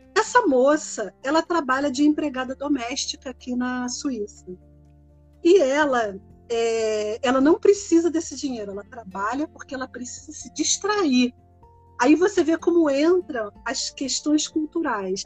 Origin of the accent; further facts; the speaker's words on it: Rio de Janeiro, Brazil; moved away as an adult; now in Switzerland; eu sou do Rio. Acho que dá para perceber um pouco pelo sotaque